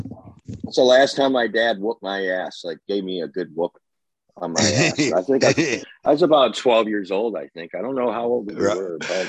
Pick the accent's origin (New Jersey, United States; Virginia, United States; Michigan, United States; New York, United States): Michigan, United States; Flint; we're union boys from Flint, Michigan.